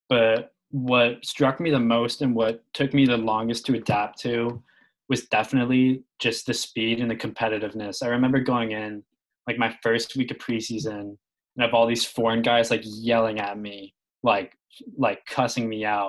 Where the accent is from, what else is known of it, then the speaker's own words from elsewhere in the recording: Carlisle, Massachusetts, United States; I'm from Carlisle, Mass